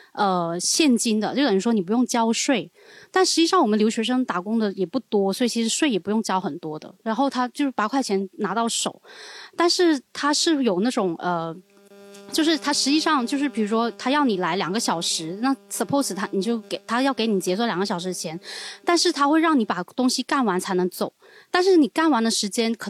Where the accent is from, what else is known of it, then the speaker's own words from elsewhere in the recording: Guangdong, China; accent: Cantonese; 就是我们广东话有一个叫做“捞”这个词